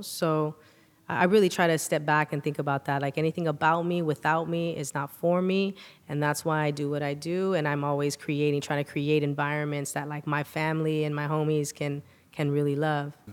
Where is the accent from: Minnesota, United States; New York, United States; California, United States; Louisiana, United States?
California, United States; Sanger; we're straight up from Sanger, from the countryside, the sticks